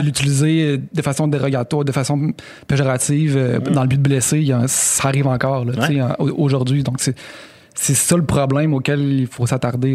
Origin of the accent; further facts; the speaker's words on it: Quebec City, Quebec, Canada; blanc originaire de Sainte-Foy